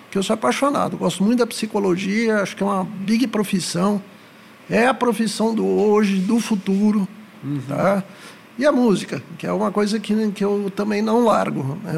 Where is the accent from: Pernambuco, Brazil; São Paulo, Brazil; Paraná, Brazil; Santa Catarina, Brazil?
São Paulo, Brazil; now in Goiânia, Brazil; sou da capital.